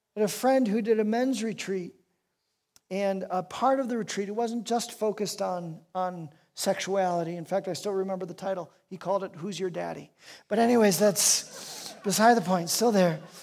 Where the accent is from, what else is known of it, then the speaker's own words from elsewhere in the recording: Chicago, Illinois, United States; I was raised in Chicago